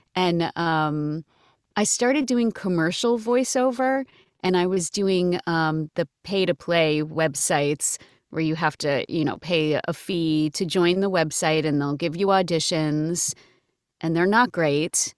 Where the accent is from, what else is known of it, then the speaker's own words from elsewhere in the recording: Massachusetts, United States; I grew up in Massachusetts